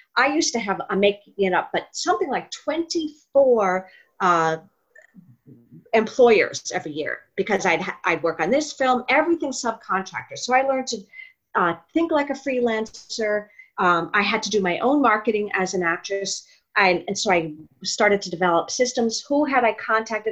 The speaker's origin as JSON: {"language": "English", "region": "New York", "country": "United States", "moved": "yes", "said": "I'm from New York. My father was actually an actor. So oh, and okay. So I grew up around it."}